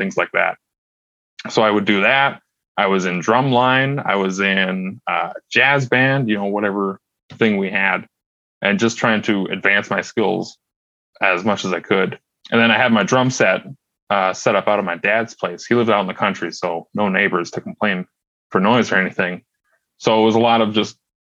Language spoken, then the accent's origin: English; Red Lake Falls, Minnesota, United States; also born or lived in Fargo; I grew up in Red Lake Falls, Minnesota, which is only about 40 minutes east of Grand Forks